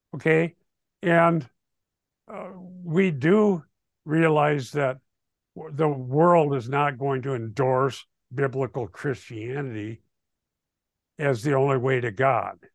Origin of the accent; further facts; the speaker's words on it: Sheldon, Iowa, United States; we grew up in Sheldon, Iowa, in the high school there in the sixties.